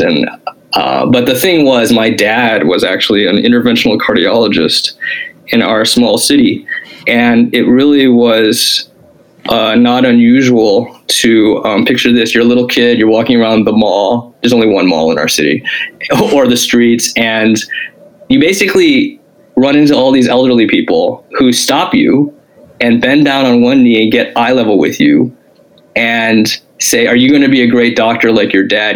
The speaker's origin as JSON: {"language": "English", "town": "Springfield", "region": "Illinois", "country": "United States", "tie": "born or raised there", "said": "I lived, I grew up in Springfield, Illinois"}